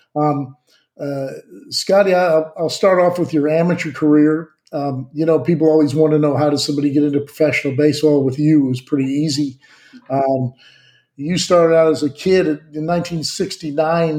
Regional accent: Southern California, United States; I'm from Southern California

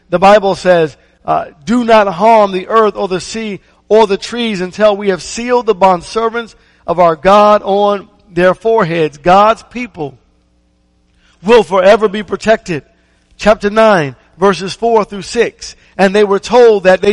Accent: Maryland, United States; I remember growing up in Maryland

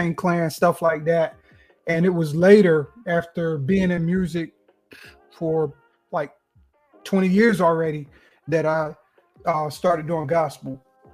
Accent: Kinston, North Carolina, United States; now in Wilmington, United States; I'm originally from Kinston, North Carolina. Currently, I live near Wilmington, North Carolina, near the beach

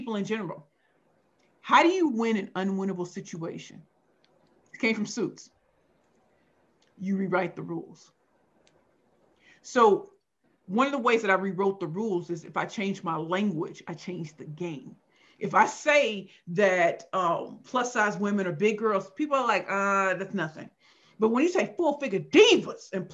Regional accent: St. Louis, Missouri, United States; now in Brooklyn, New York, United States; I grew up in St. Louis, Missouri, and it was rough life.

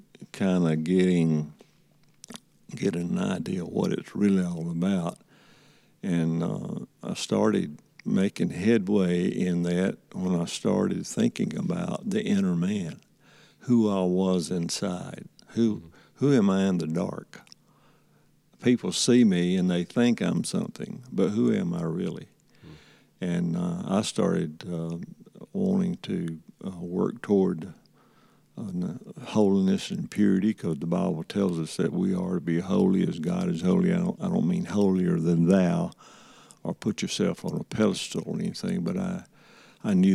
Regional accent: Andalusia, Alabama, United States; growing up in Andalusian

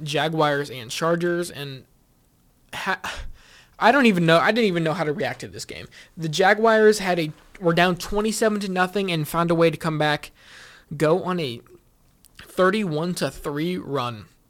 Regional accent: Kansas City, Missouri, United States; I'm from Kansas City

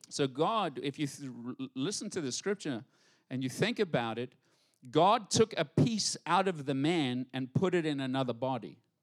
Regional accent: South Africa; now in United States; I'm proper from English, South Africa

